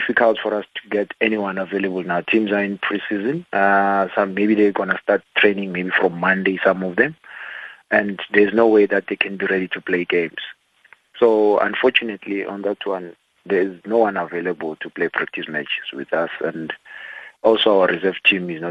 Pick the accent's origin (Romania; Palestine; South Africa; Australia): South Africa; I'm a South African